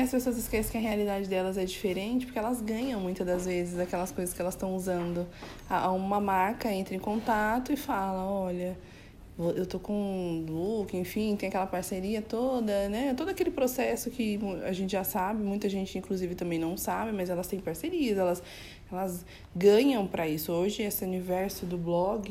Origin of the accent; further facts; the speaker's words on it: São Paulo, Brazil; eu tenho 35 anos, sou de São Paulo